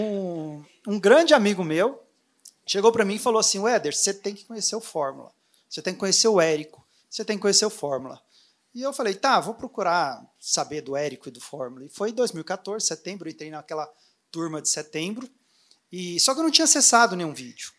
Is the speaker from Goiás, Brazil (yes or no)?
yes; Anápolis, Goiás, Brazil; moved away as an adult; now in Orlando, United States; eu sou vizinho aqui de Brasília, eu sou de Anápolis.